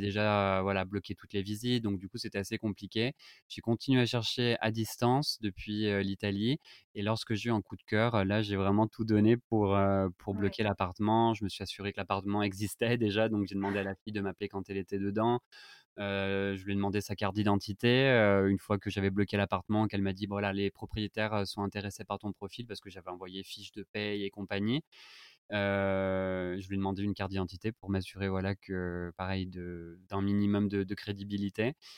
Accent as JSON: {"language": "French", "country": "France", "moved": "as an adult", "lives_now": "Madrid, Spain", "said": "nous en tant que Français"}